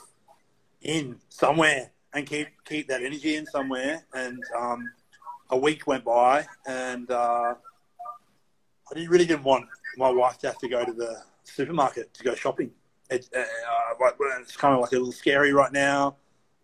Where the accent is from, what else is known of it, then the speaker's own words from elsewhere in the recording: Australia; moved away as an adult; now in United States; coming from Australia, like what we grew up with in Australia